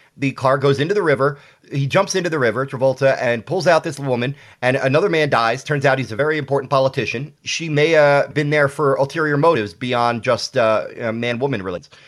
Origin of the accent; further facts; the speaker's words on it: Philadelphia, Pennsylvania, United States; also born or lived in Austin, Texas; I'm I'm born and raised in Philadelphia. I've lived in Austin a few times throughout my life, but uh, Philadelphia is my first and only home